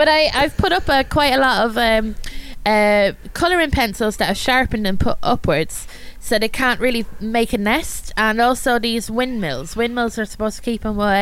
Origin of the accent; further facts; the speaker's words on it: Ireland; I'm Irish